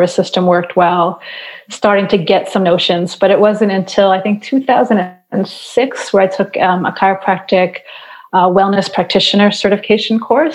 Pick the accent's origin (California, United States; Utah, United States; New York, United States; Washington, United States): New York, United States; now in Montreal, Canada; I live in Montreal, Quebec. I'm originally from New York